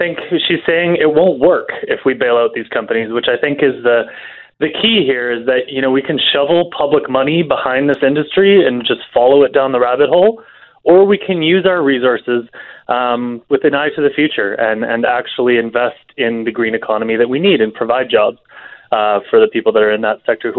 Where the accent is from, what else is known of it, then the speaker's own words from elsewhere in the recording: Alberta, Canada; I'm from Alberta.